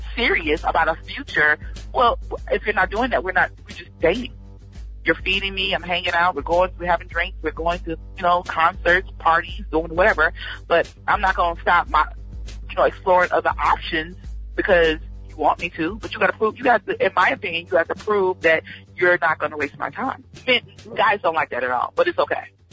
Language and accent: English; Georgia, United States; also born or lived in Cleveland, Ohio; I grew up in Georgia